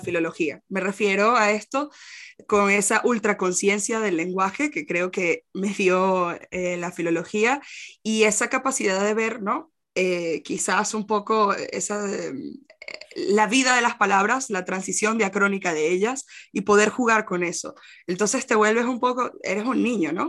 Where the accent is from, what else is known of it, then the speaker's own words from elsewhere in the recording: Venezuela; moved away as an adult; also born or lived in Costa Rica / Portugal; now in Spain; yo soy de Venezuela, pero viví en Costa Rica y así pude venir a España